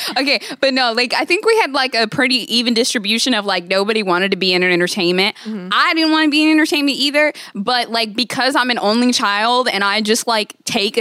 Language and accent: English; Virginia, United States; Virginia. I got kicked out of three schools.